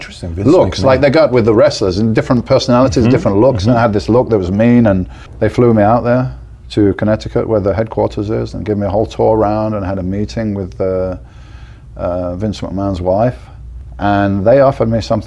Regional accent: Birmingham, West Midlands, United Kingdom; moved away as an adult; now in Spain; I'm like, from Birmingham

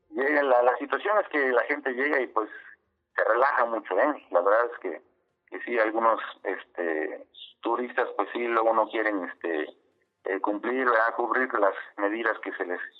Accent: Acapulco, Guerrero, Mexico; yo nací en Acapulco Sí, soy, soy acapulqueño de nacimiento.

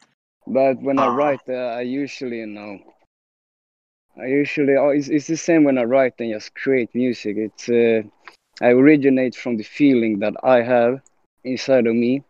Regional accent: Sweden; English is a second language; I am from Sweden

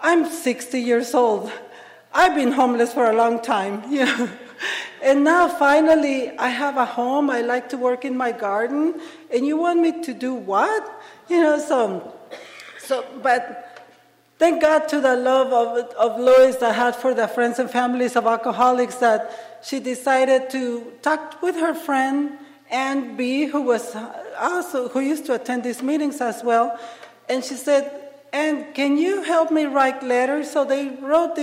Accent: Ensenada, Baja California, Mexico; English is a second language; moved away as an adult; now in Seattle, United States; I am from Mexico, from Ensenada, Baja California. It's a drinking town.

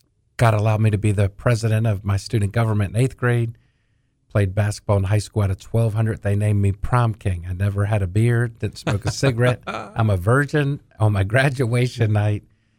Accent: Washington, District of Columbia, United States; also born or lived in Maryland; I got saved at a country church in Maryland. I was born on Capitol Hill.

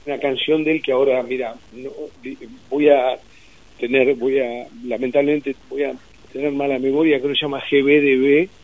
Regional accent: Mar del Plata, Buenos Aires Province, Argentina; moved away; me crié en Mar del Plata, después, bueno, cuando se rompió la familia sentí como una especie de, de, destierro cuando me fui a Buenos Aires a vivir.

